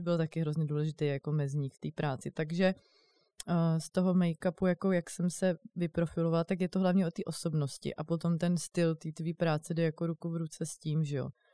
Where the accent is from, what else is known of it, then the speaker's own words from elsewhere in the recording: Brno, South Moravian Region, Czechia; now in Prague, Czech Republic; přijdu potom jako do Brna, eh, odkud pocházím